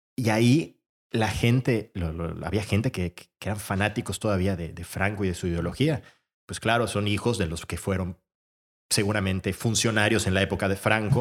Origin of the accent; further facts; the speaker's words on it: Mérida, Yucatán, Mexico; also born or lived in Madrid, Spain; nos fuimos varias personas de Mérida